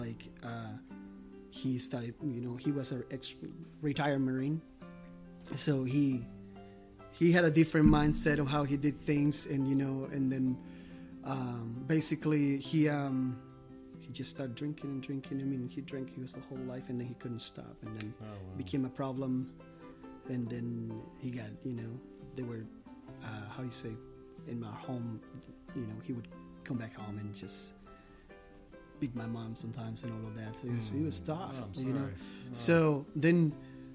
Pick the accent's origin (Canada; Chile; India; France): Chile; English is a second language; moved away as an adult; also born or lived in Sydney, Australia; I grew up in Chile. I lived there till my 20s, and I'm 35 today.